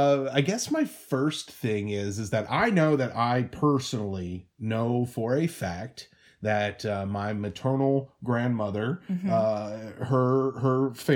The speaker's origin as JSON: {"language": "English", "country": "United States", "lives_now": "Seattle, United States", "said": "I'm American."}